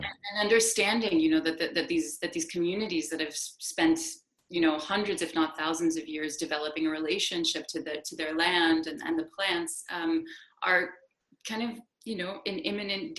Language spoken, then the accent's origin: English; New York City, New York, United States; I was born and raised in New York City